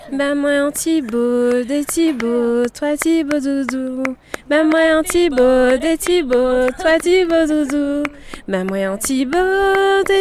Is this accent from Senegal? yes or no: no; Martinique; first language Creole; moved away; Et le créole, là-bas, c'est ma langue maternelle parce qu'en fait, euh, je viens de la Martinique. Et en Martinique, même si on est français